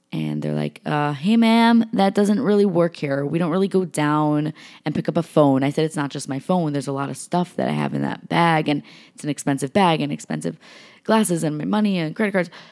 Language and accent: English; New York, United States; I'm from New York.